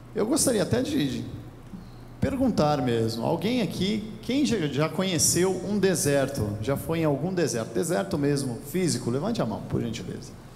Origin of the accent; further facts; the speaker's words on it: Brazil; nós, como brasileiros